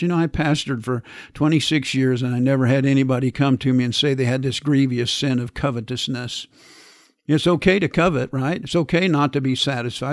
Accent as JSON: {"language": "English", "region": "Kansas", "country": "United States", "tie": "born or raised there", "said": "growing up in Kansas in the wintertime with the wind blowing"}